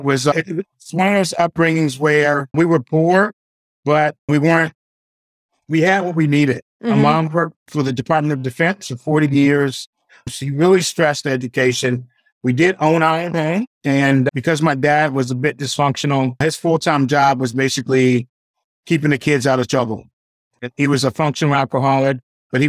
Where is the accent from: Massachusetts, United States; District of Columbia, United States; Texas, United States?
District of Columbia, United States; Washington; I was born at 61, very turbulent time in D.C., a few years before the race riots started.